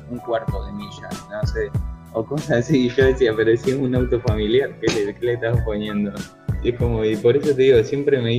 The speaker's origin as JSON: {"language": "Spanish", "town": "Bahía Blanca", "region": "Buenos Aires Province", "country": "Argentina", "said": "los que somos de Bahía"}